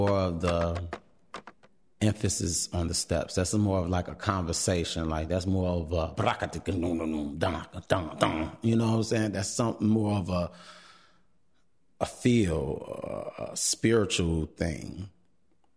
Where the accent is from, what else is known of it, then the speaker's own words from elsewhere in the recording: Chicago, Illinois, United States; I am from Chicago, born and raised, South Side, still on the South Side, in the Beverly area